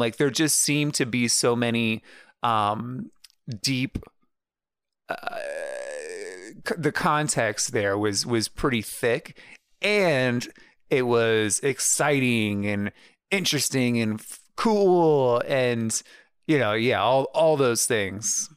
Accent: United States; as an American

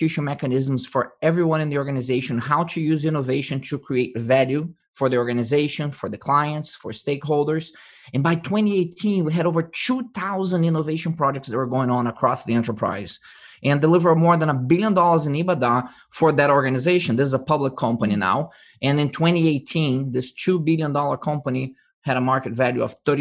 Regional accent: Brazil; now in United States; I was born in Brazil, originally from Brazil, mm-hmm. and I was educated in the United States

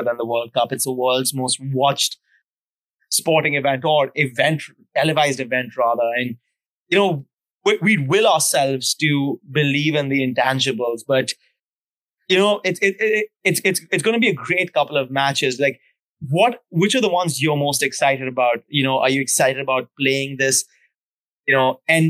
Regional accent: India; me being Indian

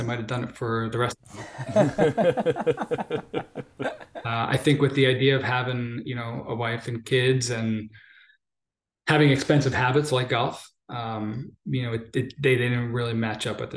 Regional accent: New Jersey, United States; Growing up in Jersey, being a Rutgers guy

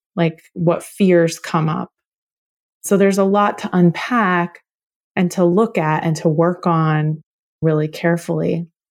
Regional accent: Oklahoma, United States; I was born in Oklahoma, and my family goes back on both sides at least four generations

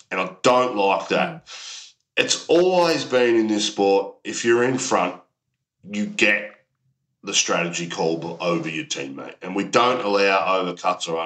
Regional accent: Australia; as an Aussie, I'm building up that rivalry just like the Ashes.

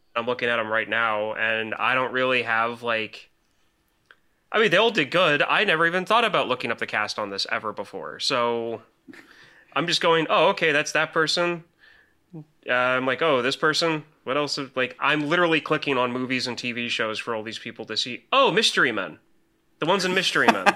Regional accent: Illinois, United States; moved away; I'm from Illinois originally

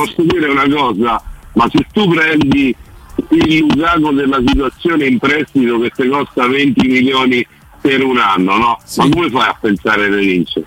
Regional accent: Frosinone, Lazio, Italy; io sono di Frosinone

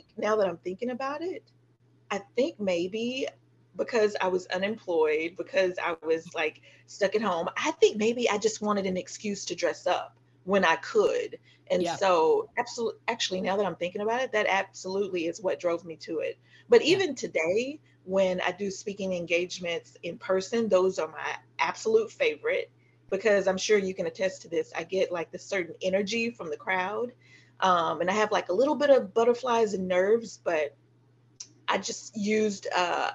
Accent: the South, Texas, United States; as a Southerner myself

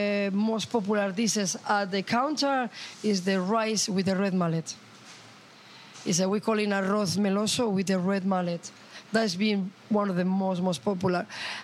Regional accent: Bilbao, Basque Country, Spain; now in London, United Kingdom; because I'm Basque, I'm from Bilbao

